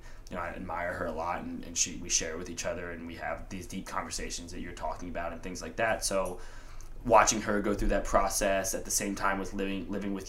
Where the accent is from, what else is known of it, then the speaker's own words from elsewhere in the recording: Atlanta, Georgia, United States; growing up in Atlanta, like I was super into hip hop